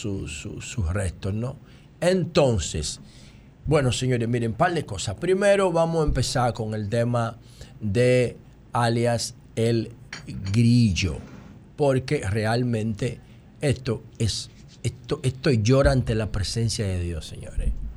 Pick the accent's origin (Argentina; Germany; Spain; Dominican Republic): Dominican Republic; nuestro país